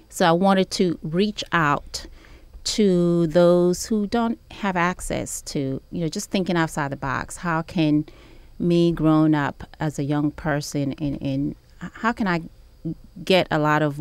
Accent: New York City, New York, United States; So I grew up in New York City and I left New York after graduating from high school to see other places

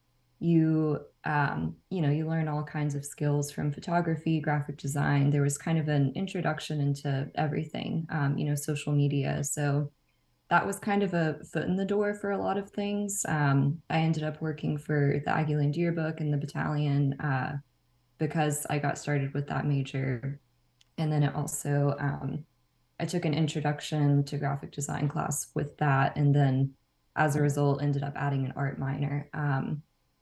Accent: Nacogdoches, Texas, United States; moved away as an adult; also born or lived in College Station, Texas; now in Austin, United States; I'm from Nacogdoches in East Texas.

